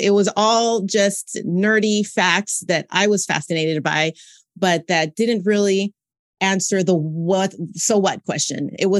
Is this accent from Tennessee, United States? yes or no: no; California, United States; now in Montreal, Canada; So I'm originally from Southern California, but I'm currently residing in Montreal, Quebec, Canada.